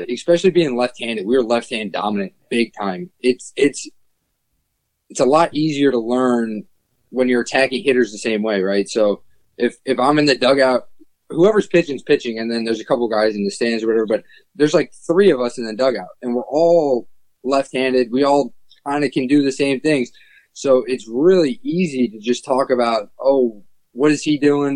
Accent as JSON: {"language": "English", "town": "Cleveland", "region": "Ohio", "country": "United States", "tie": "born or raised there", "said": "growing up in Cleveland"}